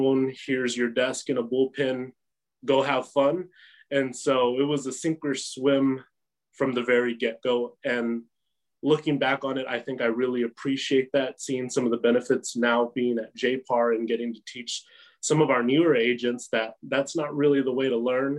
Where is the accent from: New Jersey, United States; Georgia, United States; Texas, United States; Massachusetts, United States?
Texas, United States; Midland; also born or lived in The Woodlands, Texas; I was raised here in Midland. I started kindergarten here in Midland